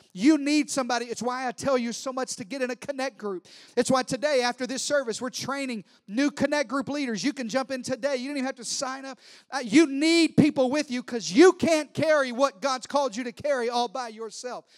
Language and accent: English; Deep South, United States; I'm from the deep south